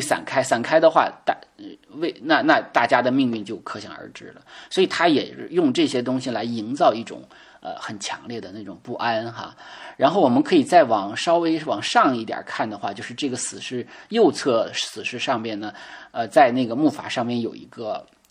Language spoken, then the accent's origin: Chinese; China; 我们中国人